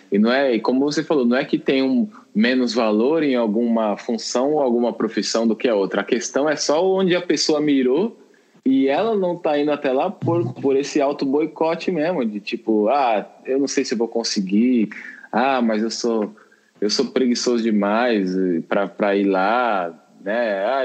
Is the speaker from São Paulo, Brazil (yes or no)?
yes; São Paulo, Brazil; born there; also born or lived in Minas Gerais; ainda saí da casa da minha mãe, né, com 17 anos, lá em Minas, né, que tava morando lá, sou nascido em São Paulo, mas estava morando lá.